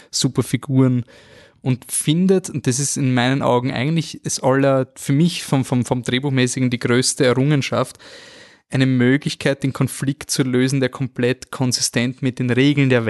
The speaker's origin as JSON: {"language": "German", "country": "Austria"}